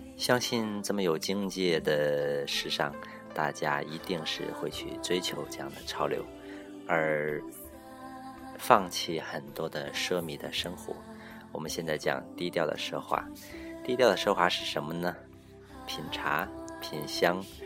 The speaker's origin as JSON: {"language": "Chinese", "region": "Northeast China", "country": "China", "moved": "yes", "said": "我是东北人"}